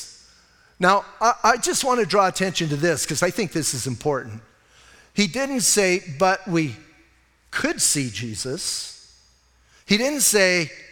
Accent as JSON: {"language": "English", "town": "Bisbee", "region": "Arizona", "country": "United States", "tie": "born or raised there", "said": "Because it's my hometown"}